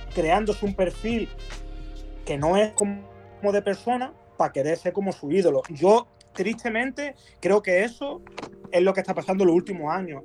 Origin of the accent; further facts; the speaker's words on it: Málaga, Andalusia, Spain; de donde soy yo, de Málaga